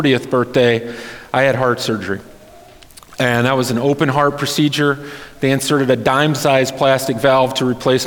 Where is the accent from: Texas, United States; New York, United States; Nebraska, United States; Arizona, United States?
Nebraska, United States; Wayne; now in Lincoln, United States; originally I'm from Wayne, Nebraska